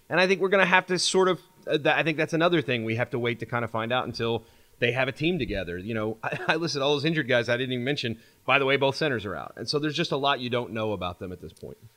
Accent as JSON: {"language": "English", "town": "Louisville", "region": "Kentucky", "country": "United States", "tie": "born or raised there", "also_born_or_lived": "Lexington, Kentucky / Illinois", "moved": "as an adult", "lives_now": "New Orleans, United States", "said": "I'm from Kentucky originally. Was born in Louisville."}